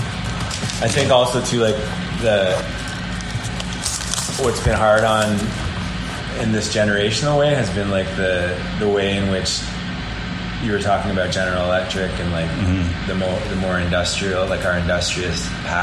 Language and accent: English; Peterborough, Ontario, Canada; I grew up in the Old West End